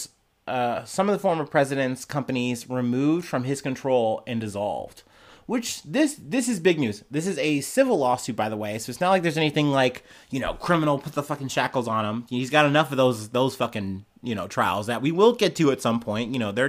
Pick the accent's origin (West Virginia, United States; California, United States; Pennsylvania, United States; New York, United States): New York, United States; We're from New York. Let's go to New York.